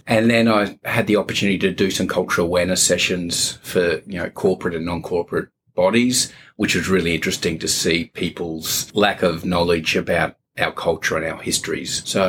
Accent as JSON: {"language": "English", "town": "Brisbane", "region": "Queensland", "country": "Australia", "tie": "born or raised there", "also_born_or_lived": "New South Wales / Alice Springs", "moved": "as an adult", "said": "I'm from Brisbane, born and bred in Brisbane, but I spent a lot of time in New South Wales as an adult, teaching in Aboriginal communities, teaching Aboriginal studies, and then had the opportunity to come back to Brisbane to do my master's at ACU."}